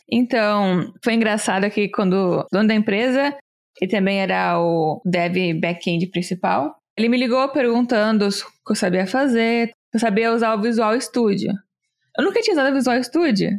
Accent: Brazil; moved away as an adult; also born or lived in Chicago / New York; now in United States

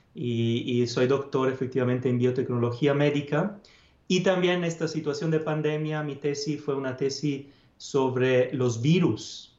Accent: Padua, Veneto, Italy; Spanish is a second language; moved away; soy italiano. Nací en Padua, una ciudad del norte de Italia, cerca de Venecia

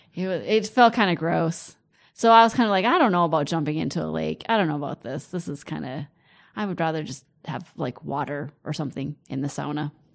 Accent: United States; as an American

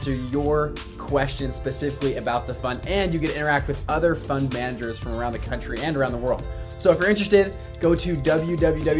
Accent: United States; I was born in America

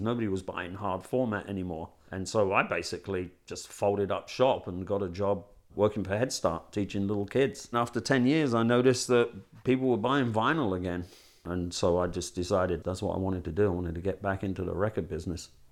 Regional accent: London, United Kingdom; moved away as an adult; now in Bastrop, United States

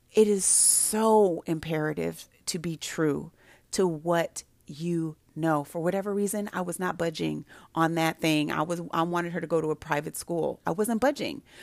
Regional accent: Santa Barbara, California, United States; now in Prince George's County, United States; I grew up in Santa Barbara

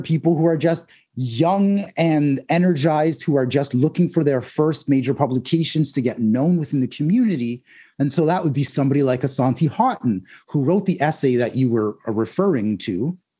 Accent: Toronto, Ontario, Canada; now in Whitby, Canada; my Jamaican heritage and my Scarborough upbringing

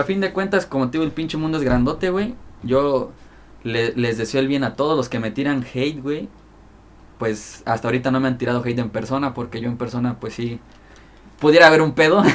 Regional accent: Chilpancingo, Guerrero, Mexico; la capital es Chilpancingo Los Bravos, donde es aquí su servidor.

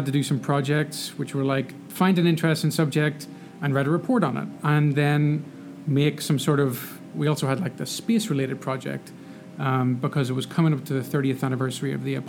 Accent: Northern Ireland, United Kingdom; moved away as an adult; So I'm from there. And lived there for the first 18 years of my life.

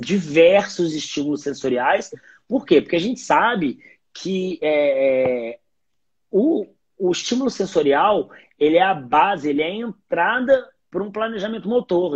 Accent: Minas Gerais, Brazil; eu, como um bom mineiro

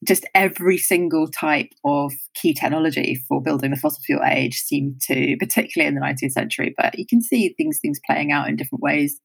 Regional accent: United Kingdom; as a Brit

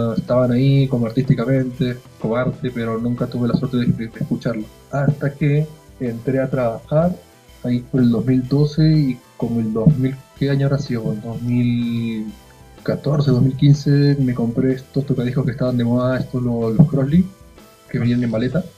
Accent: Lima, Peru; now in Chile; nací en Lima y me vine acá en el 2001 por chamba de mi viejo por trabajo, así que nos vimos con familia y nos quedamos.

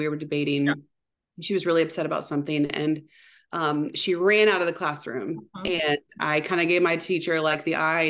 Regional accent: Anderson, United States; I grew up in Anderson

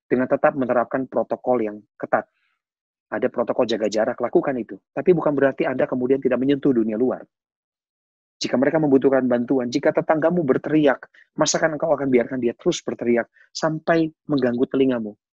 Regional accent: West Java, Indonesia; born there; Dan saya percaya meskipun saya dilahirkan di Jawa Barat

